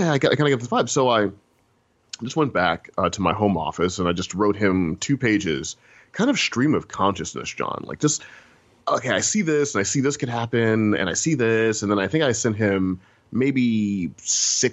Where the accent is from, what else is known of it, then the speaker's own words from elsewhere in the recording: St. Louis, Missouri, United States; moved away; I'm from Missouri originally, from St. Louis, Missouri. So, you know, I come from the land of mosquitoes and cicadas and humidity